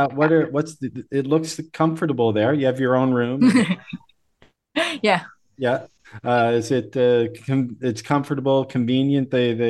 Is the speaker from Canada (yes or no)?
yes; Canada; also born or lived in Seoul; I'm Canadian, so I might say tomato, right?